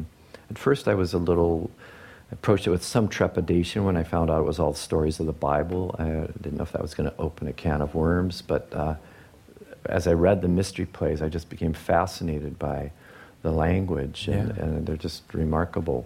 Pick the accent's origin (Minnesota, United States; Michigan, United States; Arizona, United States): Michigan, United States; outside of Detroit; moved away as an adult; also born or lived in British Columbia; I grew up outside of Detroit, so being bred in the car culture